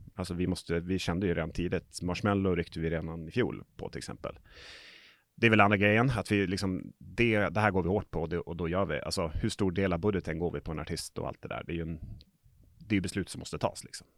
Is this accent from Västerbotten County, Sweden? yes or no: yes; Umeå, Västerbotten County, Sweden; now in Stockholm, Sweden; Jag är här från Umeå, så att, eh, men bor i Stockholm.